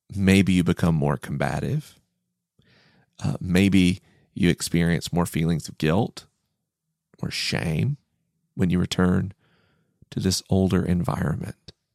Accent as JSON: {"language": "English", "town": "Tallahassee", "region": "Florida", "country": "United States", "tie": "born or raised there", "moved": "yes", "said": "Tallahassee felt like a strange and hostile place"}